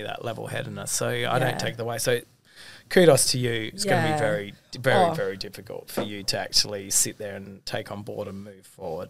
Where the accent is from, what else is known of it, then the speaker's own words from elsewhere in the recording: Australia; I'm from Australia.